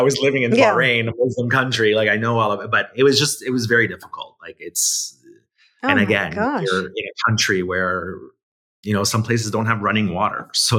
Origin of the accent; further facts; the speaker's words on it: Italy; born there; So basically, I was born in Italy.